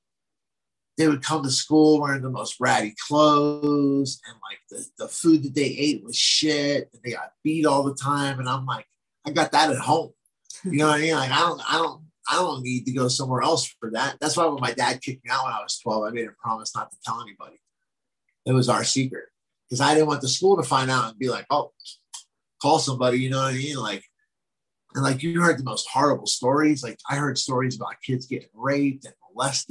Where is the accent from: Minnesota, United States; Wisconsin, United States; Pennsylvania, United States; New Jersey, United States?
New Jersey, United States; near Delaware; moved away; I'm from like way down by Delaware